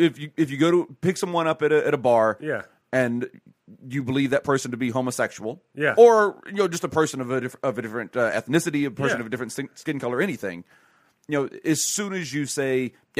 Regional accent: Deep South, United States; moved away; I grew up in the Deep South when the Klan was very they were around.

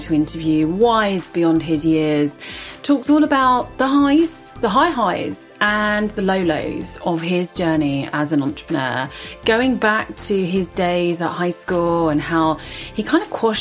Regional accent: United Kingdom

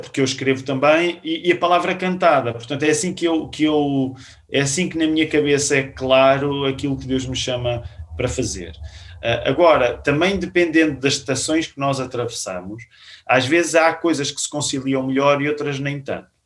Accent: Queluz, Lisbon, Portugal; nós crescemos na Igreja Batista de Queluz

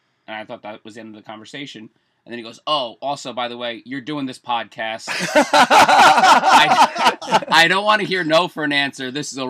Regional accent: Lyndhurst, New Jersey, United States; now in Hoboken, United States; I grew up in Lyndhurst. I live in Hoboken now. Oh. My parents actually were born and raised in Kearney. So I got a lot of local connections to the area.

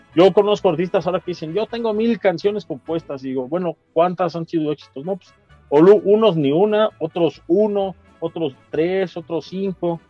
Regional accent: State of Mexico, Mexico; del Estado de México, pero guanajuatense de corazón

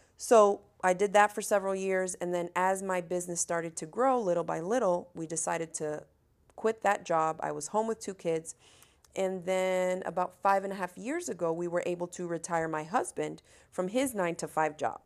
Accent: Miami, Florida, United States; I come from Miami, Florida, where, uh, I grew up with no air conditioning.

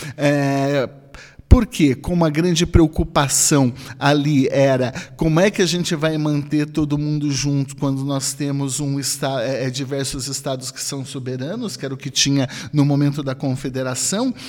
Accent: Brazil; todos somos brasileiros

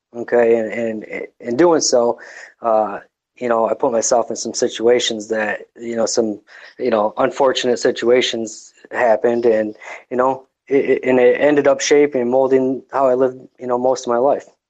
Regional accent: Detroit, Michigan, United States; I, am pretty far removed from Detroit

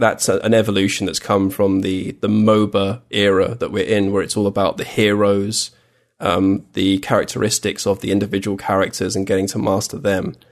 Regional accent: England, United Kingdom; I was from England

